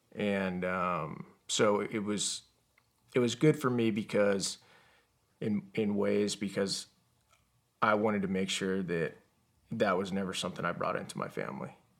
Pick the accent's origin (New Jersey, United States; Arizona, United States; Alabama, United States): Arizona, United States; Yuma; also born or lived in Tucson, Arizona; I actually was born in Tucson, Arizona. And I was raised in Yuma, Arizona.